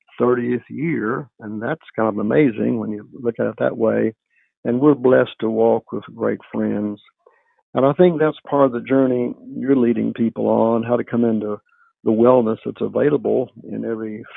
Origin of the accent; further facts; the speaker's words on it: West Virginia, United States; moved away as an adult; now in Dallas, United States; I'm from West Virginia, born, raised there